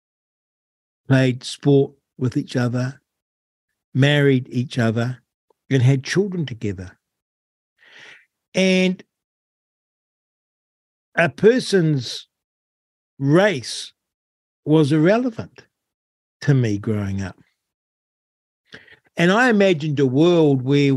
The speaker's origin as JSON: {"language": "English", "country": "New Zealand", "tie": "born or raised there", "said": "growing up in New Zealand."}